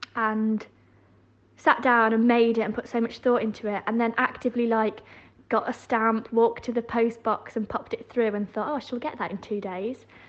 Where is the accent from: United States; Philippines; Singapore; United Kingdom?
United Kingdom; Yorkshire and the Humber; I grew up in West Yorkshire